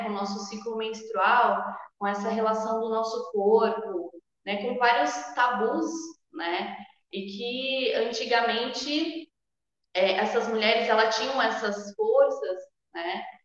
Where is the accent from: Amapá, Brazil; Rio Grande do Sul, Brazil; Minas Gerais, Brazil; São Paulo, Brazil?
São Paulo, Brazil; Sorocaba; moro em Sorocaba, nasci em Sorocaba também